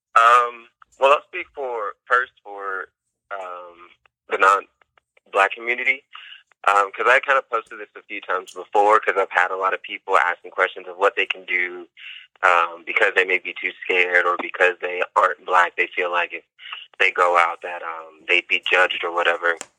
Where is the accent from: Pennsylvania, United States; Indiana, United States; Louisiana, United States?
Indiana, United States; My hometown is Indiana, so racism isn't something um, new, of course, especially coming from such a conservative state. That's something that I've seen. I've seen at a young age, um, just growing up there